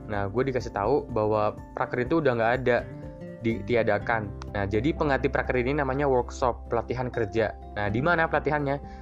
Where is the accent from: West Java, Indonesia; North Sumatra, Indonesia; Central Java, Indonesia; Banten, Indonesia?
Central Java, Indonesia; gue asli Jawa Tengah tapi gue ngambil pendidikan di Jakarta